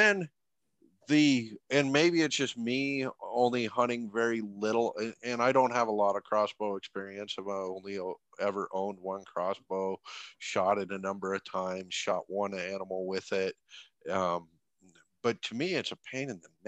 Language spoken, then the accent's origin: English; Montana, United States; I grew up in Montana, and I grew up in the Montana bow hunting community.